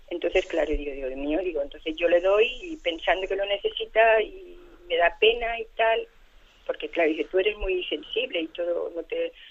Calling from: Balearic Islands, Spain; de Mallorca.

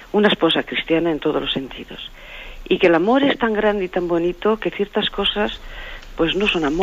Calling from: Madrid, Community of Madrid, Spain; de Madrid.

